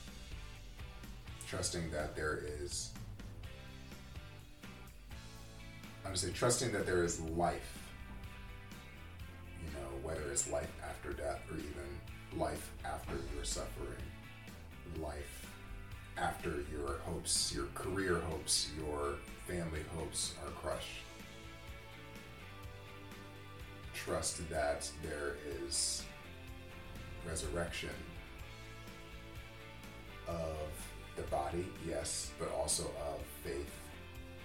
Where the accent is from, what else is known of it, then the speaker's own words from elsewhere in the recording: United States; as American Christians